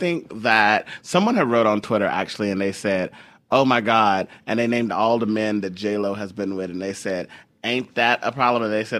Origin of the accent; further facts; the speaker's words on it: Houston, Texas, United States; We're both from Houston. We can both be big.